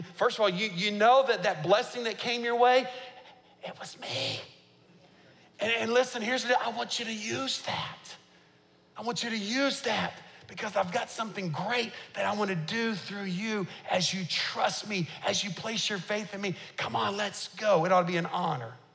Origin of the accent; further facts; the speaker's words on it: United States; as an American